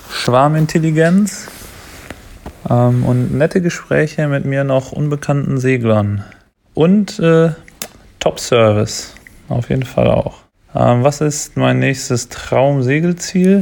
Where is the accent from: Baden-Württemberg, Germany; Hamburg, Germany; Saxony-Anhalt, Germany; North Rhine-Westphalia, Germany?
North Rhine-Westphalia, Germany; Datteln; ich komme aus Datteln, das ist ein kleines Städtchen im Ruhrgebiet, hat tatsächlich sogar einen Mini-Hafen, also das ist mein Heimathafen.